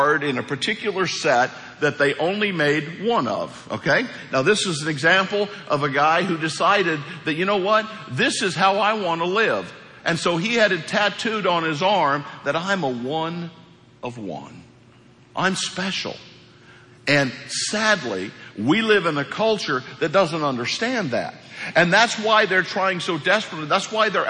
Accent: Hawk Point, Missouri, United States; moved away; Hawk Point, Missouri.

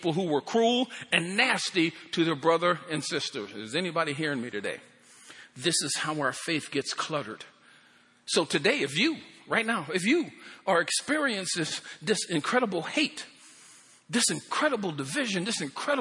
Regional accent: Pennsylvania, United States; moved away; I'm from Pennsylvania.

